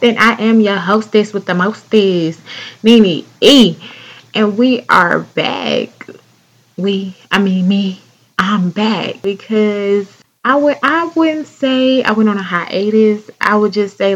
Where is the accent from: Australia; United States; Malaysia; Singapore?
United States; North Carolina; accent: southern; my home state, North Carolina, North Kakalaki